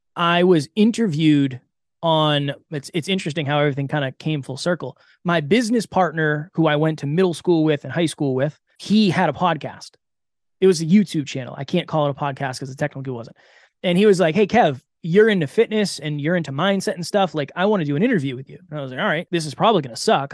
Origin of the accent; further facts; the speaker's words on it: Massachusetts, United States; I grew up in Massachusetts